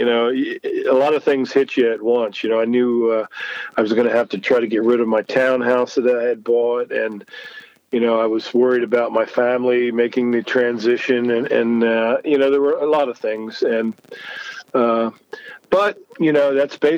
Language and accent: English; Lancaster, Pennsylvania, United States; here to Lancaster in my hometown